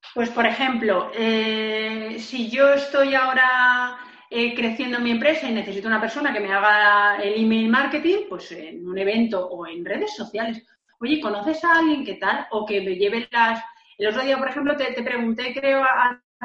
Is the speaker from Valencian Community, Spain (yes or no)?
yes; Valencian Community, Spain; Yo tengo que decir que yo soy de Valencia, de un pueblo donde eh, eh, pasaba la ruta del bacalao